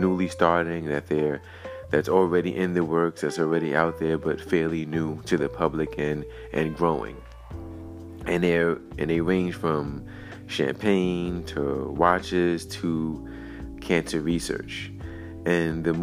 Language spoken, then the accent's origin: English; Brooklyn, New York, United States; my hometown of Brooklyn